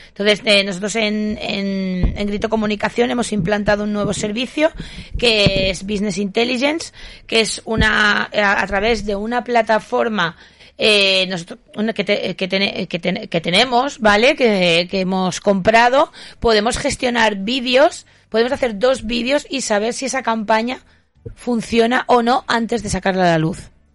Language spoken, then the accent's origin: Spanish; Huesca, Somontano, Aragon, Spain; es Huesca, es donde yo nací